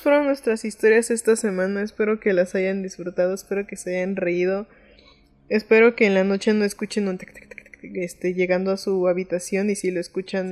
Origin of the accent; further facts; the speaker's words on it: Mexico; siendo mexicano da un poco de risita